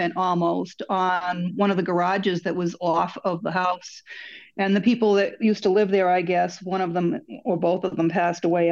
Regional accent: Massachusetts, United States; accent: mongrel accent; also born or lived in Florida; I was born in Massachusetts

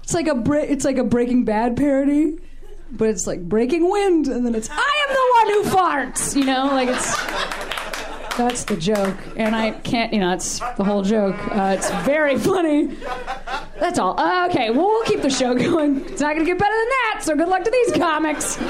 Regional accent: Midwest, United States; now in Los Angeles, United States; I'm from the Midwest

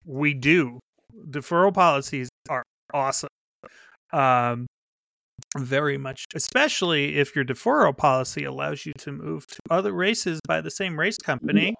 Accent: Pennsylvania, United States; moved away; also born or lived in Chicago; I grew up in Pennsylvania uh, with the Appalachian Trail, like six miles from my house

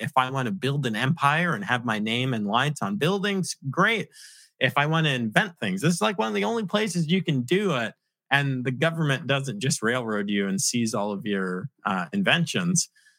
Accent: New York City, New York, United States; moved away; also born or lived in Virginia; I'm begrudgingly from New York City, but I claim to be a Virginian.

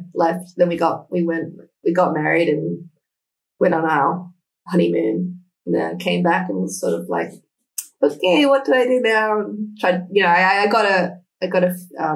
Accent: Canberra, Australian Capital Territory, Australia; moved away as an adult; also born or lived in Sydney; We had moved from my hometown, Canberra, to Sydney by that point

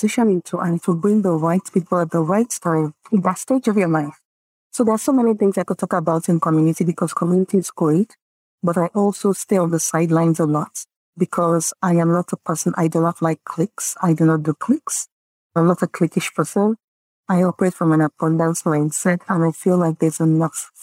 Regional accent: Nigeria; first language Yoruba; English is a second language; I come from the Yoruba tribe, right, in Nigeria. We're very community, open, giving, sharing mentality

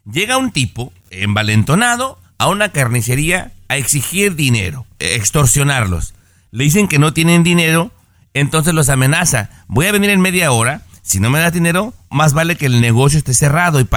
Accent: Mexico; moved away; Yo me vine de México en el año 89 y si esto hubiera pasado no hubiera sido más que una nota X.

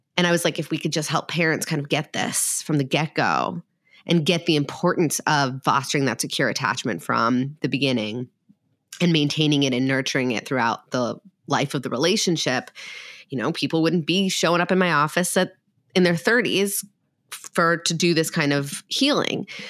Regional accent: Minnesota, United States; I'm from Minnesota

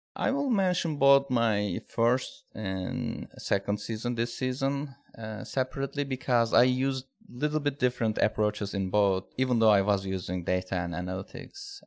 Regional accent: Turkey; now in United States; I'm from, I'm originally from Turkey, but living in United States now

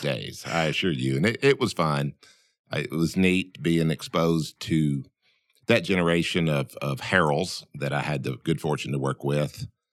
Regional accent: Camden, Arkansas, United States; I grew up in Camden, which was about twenty to twenty-five miles away.

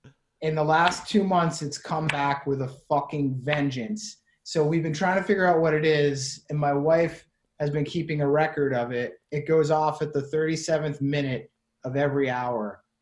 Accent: Clinton, Massachusetts, United States; the street I grew up on, Main Street in Clinton, Massachusetts.

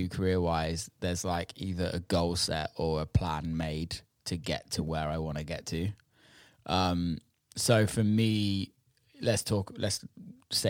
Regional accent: England, United Kingdom; I'm British, I'm English

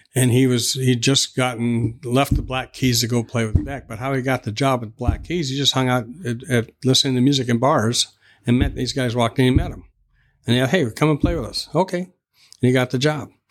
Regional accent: Tacoma, Washington, United States; I was born in Tacoma, and Tacoma General Hospital

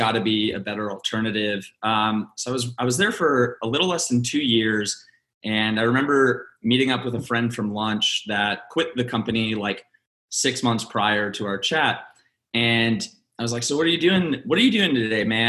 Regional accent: Dallas, Texas, United States; also born or lived in Philippines; now in Austin, United States; I'm actually from Dallas, Texas. I was born in Austin, love Austin

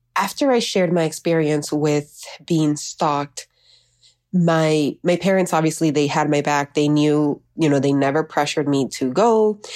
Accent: Miami, Florida, United States; also born or lived in Honduras; I was raised in Miami

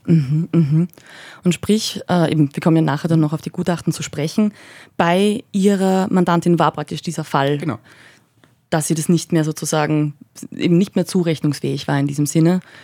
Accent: Upper Austria, Austria; als Oberösterreicherin

